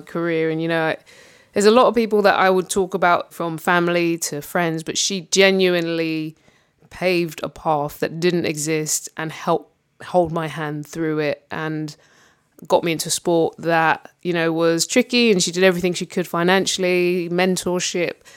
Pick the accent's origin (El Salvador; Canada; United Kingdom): United Kingdom; London; growing up in London